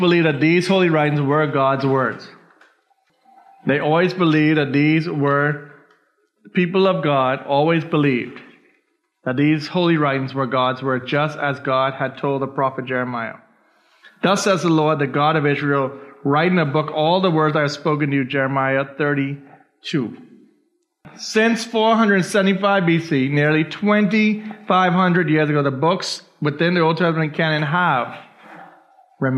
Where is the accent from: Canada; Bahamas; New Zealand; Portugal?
Bahamas; I was born in the Bahamas. I'm a Bahamian citizen.